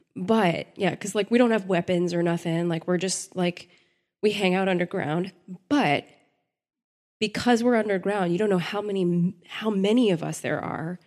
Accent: Texas, United States; I grew up in Texas

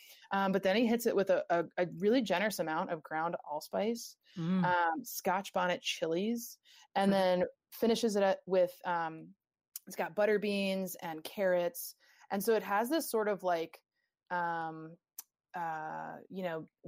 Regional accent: New England, United States; I'm from New England

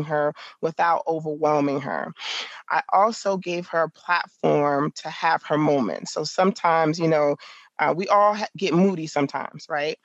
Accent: New York City, New York, United States; now in Virginia, United States; I grew up in the Bronx

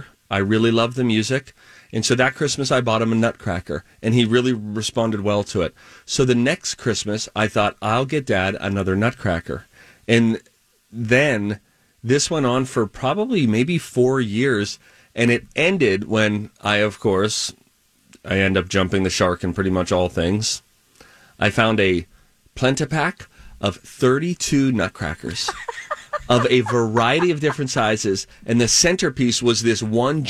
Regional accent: Springdale, Pennsylvania, United States; growing up in Springdale, Pennsylvania

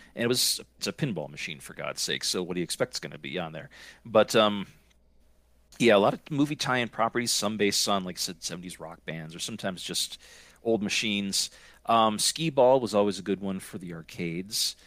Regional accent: Scranton, Pennsylvania, United States; moved away; I am originally from Scranton, Pennsylvania

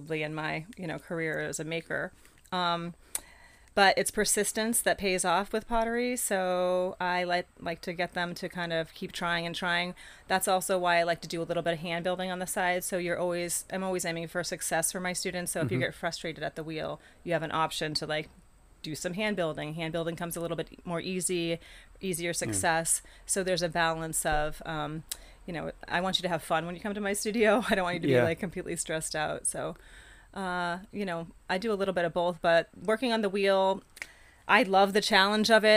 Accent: Rye, New Hampshire, United States; moved away as an adult; also born or lived in Florida; now in Pocasset, Massachusetts, United States; I grew up in Rye, New Hampshire

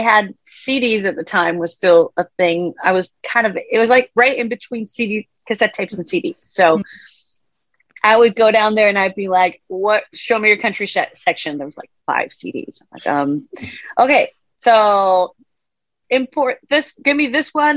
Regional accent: Denmark; moved away as an adult; also born or lived in Washington State, United States / Nashville, United States; now in Washington, United States; I grew up in Denmark in Europe, and I moved here 10 years ago, here being the United States. I'm in Washington State right now

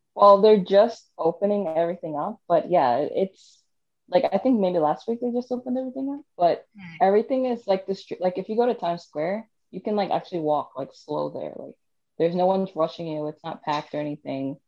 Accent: New York City, New York, United States; moved away as an adult; also born or lived in Virginia; I was born and raised in New York City

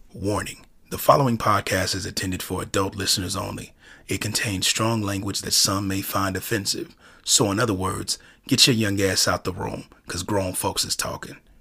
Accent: Chicago, Illinois, United States; my hometown, Chicago, South Side

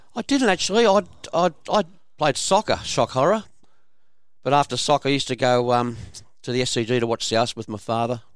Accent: Kingsford, New South Wales, Australia; my father's family, lived at four hundred and fifty-five Anzac Parade, Kingsford

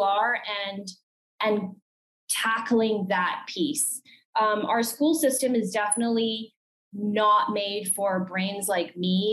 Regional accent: Calgary, Alberta, Canada; I'm from Calgary, Alberta.

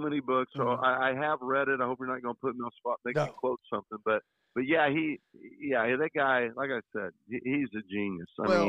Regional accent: Hanover, Indiana, United States; And I grew up in Hanover.

